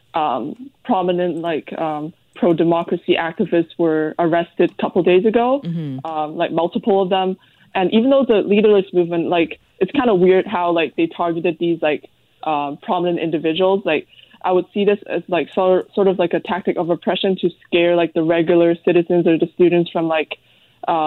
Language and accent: English; Hong Kong; now in Vancouver, Canada; even though I'm a Canadian, and like, but I grew up in Hong Kong